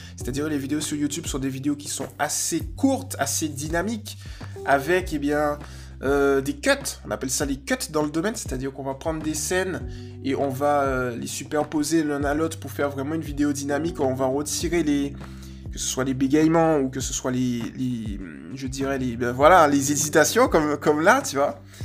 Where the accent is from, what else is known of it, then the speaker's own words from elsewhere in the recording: Guadeloupe; je viens de Guadeloupe